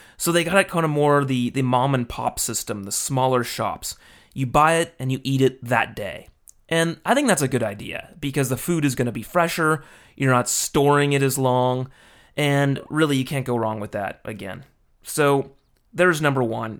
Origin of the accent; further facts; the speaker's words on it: United States; moved away as an adult; now in Japan; I'm American